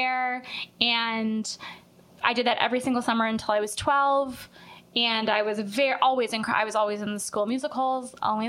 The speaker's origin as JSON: {"language": "English", "town": "Deerfield", "region": "Illinois", "country": "United States", "tie": "born or raised there", "moved": "yes", "lives_now": "Los Angeles, United States", "said": "I am from Chicago. I'm really from Deerfield."}